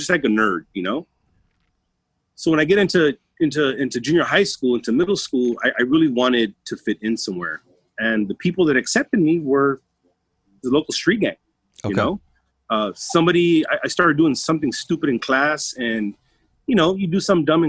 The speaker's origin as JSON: {"language": "English", "town": "Los Angeles", "region": "California", "country": "United States", "tie": "born or raised there", "first_language": "Spanish", "second_language": "English", "said": "We grew up in South LA, Southeast LA, poor part of urban LA."}